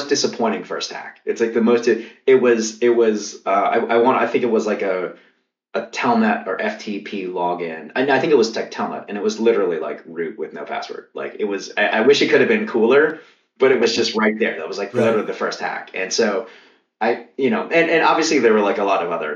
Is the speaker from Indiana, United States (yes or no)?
no; Kentucky, United States; I grew up in Kentucky